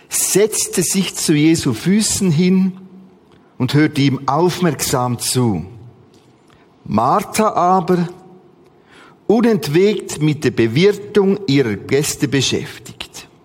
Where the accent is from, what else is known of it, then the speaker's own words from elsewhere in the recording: Bern, Switzerland; Ich komme aus dem Bernbiet und dort gibt's viele Martas.